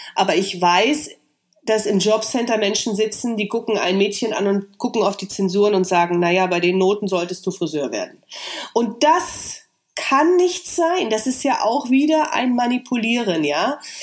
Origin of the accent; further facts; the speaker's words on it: East Germany, Germany; meine Unsicherheit als Ossi